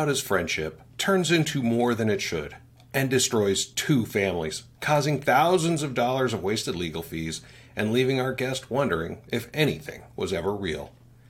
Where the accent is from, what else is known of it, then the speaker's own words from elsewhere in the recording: Utah, United States; I'm from Utah, so big families are pretty normal here.